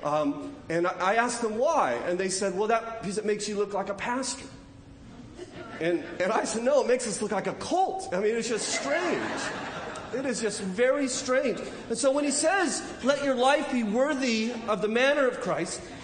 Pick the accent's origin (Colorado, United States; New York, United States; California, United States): California, United States; moved away as an adult; also born or lived in Charlotte County, Virginia; I'm from California